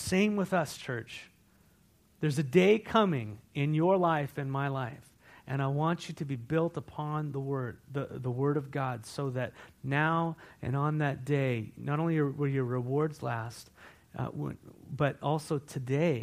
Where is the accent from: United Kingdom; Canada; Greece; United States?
United States; California; now in Walla Walla, United States; I come from California.